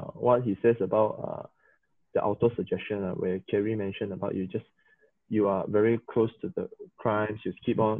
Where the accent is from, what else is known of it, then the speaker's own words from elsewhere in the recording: Sabah, Malaysia; English is a second language; three Sabahans